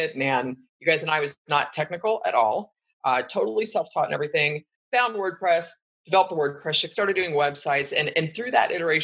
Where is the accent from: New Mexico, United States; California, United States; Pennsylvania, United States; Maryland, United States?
California, United States; Bay Area, Northern; I was born and raised in the Bay Area in Northern California